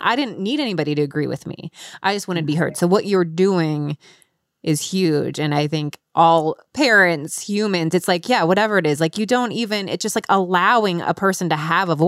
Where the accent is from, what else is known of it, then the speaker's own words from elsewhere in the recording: Cincinnati, Ohio, United States; Cincinnati, Ohio.